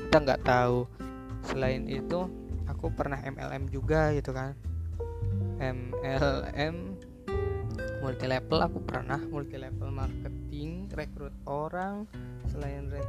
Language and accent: Indonesian; Majalengka, West Java, Indonesia; nah pindah ke kota aku kota Majalengka gitu kan bangun pabrik di situ